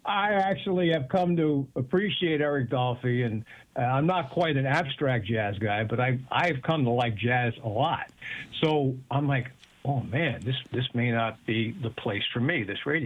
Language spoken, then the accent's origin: English; Bloomfield, New Jersey, United States; moved away as an adult; also born or lived in Brooklyn, New York / Hamden, Connecticut; now in Stamford, United States; I was born in Brooklyn, grew up in Bloomfield, New Jersey